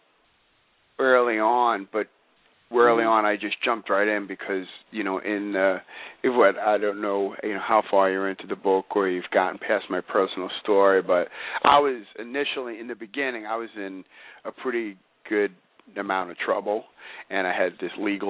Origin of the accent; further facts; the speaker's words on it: New York City, New York, United States; I grew up in New York City